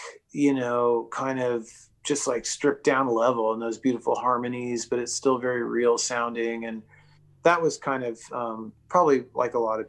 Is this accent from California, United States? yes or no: yes; Eureka, California, United States; also born or lived in Arcata, California; I grew up in Humboldt County, Eureka, California